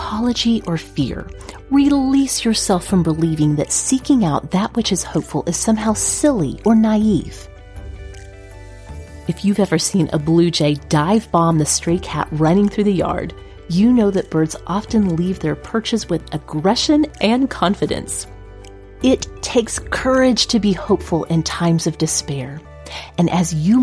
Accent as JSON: {"language": "English", "region": "Oklahoma", "country": "United States", "tie": "born or raised there", "said": "Growing up in Oklahoma"}